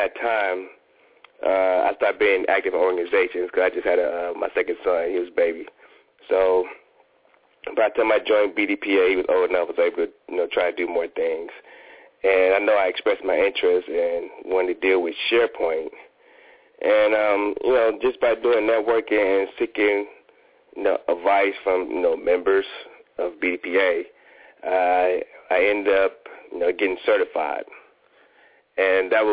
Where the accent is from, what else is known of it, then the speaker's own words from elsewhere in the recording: Ohio, United States; also born or lived in Washington, D.C. / Fort Worth, Texas; now in Atlanta, United States; I'm from Ohio